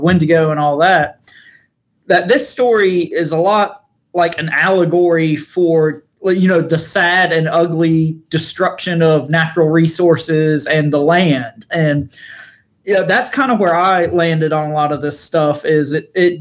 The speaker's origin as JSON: {"language": "English", "region": "eastern North Carolina", "country": "United States", "said": "we're from North Carolina"}